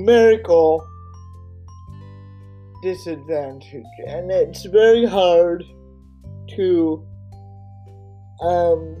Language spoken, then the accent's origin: English; Oregon, United States; my home state of Oregon